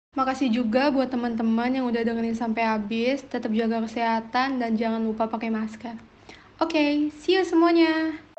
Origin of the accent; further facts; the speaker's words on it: Jakarta, Indonesia; Asal gue dari Jakarta